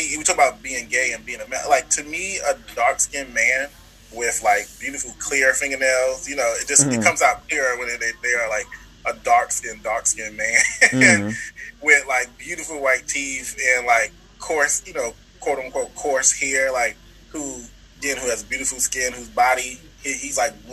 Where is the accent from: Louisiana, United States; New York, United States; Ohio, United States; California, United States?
New York, United States; New York City; I'm from New York City